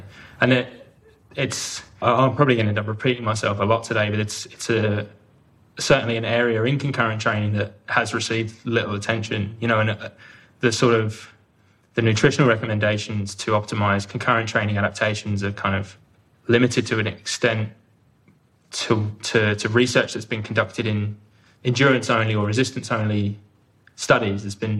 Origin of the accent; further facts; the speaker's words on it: Leighton Buzzard, East of England, United Kingdom; now in Australia; Well, I'm originally from the UK. Hopefully you can still hear from my accent. I often get pulled up by friends and family that I'm sounding more Aussie every time I call home. But I'm from Leighton Buzzard in Bedfordshire